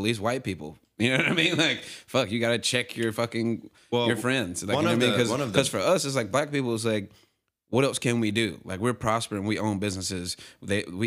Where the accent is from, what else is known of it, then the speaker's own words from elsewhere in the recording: United States; also born or lived in Nashville; this is my home country